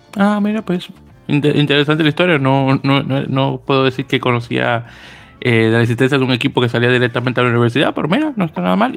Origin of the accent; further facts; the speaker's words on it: Dominican Republic; en mi país, en Dominicana